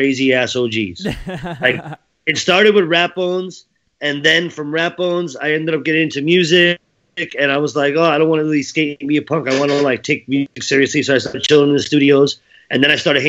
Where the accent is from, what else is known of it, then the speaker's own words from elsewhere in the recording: West New York, New Jersey, United States; I'm in, you know, West New York, New Jersey, Hudson County all day is my hometown. I grew up Dirty Jersey my whole life